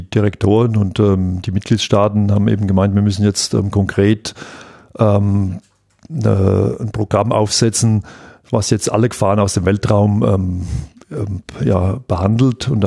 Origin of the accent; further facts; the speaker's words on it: Aschaffenburg, Bavaria, Germany; wenn hier in Darmstadt ähm, das Raumfahrtzentrum ist, ich komme aus Aschaffenburg